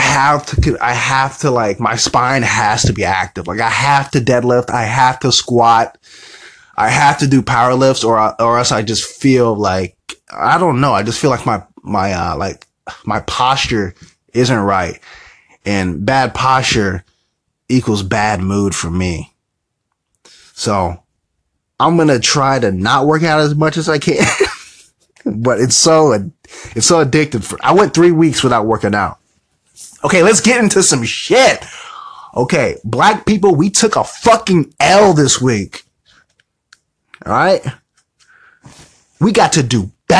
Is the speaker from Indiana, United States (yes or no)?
yes; Indiana, United States; I'm from Indiana